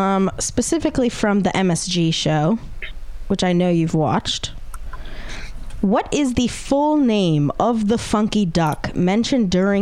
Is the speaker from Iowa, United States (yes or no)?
no; Michigan, United States; I am from Michigan, so don't offend me and say Detroit.